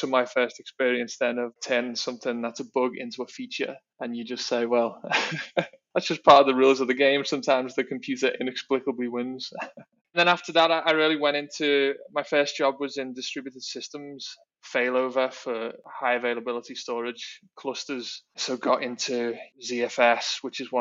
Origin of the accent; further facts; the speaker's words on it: Liverpool, North West England, United Kingdom; moved away as an adult; also born or lived in London; now in Singapore; I'm from Liverpool in the UK originally, and now in Singapore